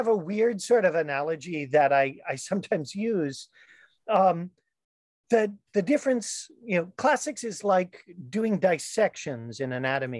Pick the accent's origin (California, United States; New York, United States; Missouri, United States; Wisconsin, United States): Missouri, United States; St. Louis; I grew up in the Midwest, went mm-hmm. to a public school in St. Louis